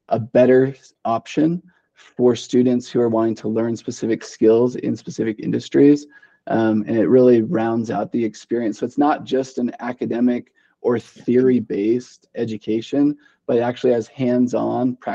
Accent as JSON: {"language": "English", "town": "Boise", "region": "Idaho", "country": "United States", "lives_now": "Idaho Falls, United States", "said": "uh, yeah, so I, I'm from Western Idaho, Boise. I mean, it's not a big city by any means, uh, but it's definitely more metropolitan than uh, what Idaho Falls is."}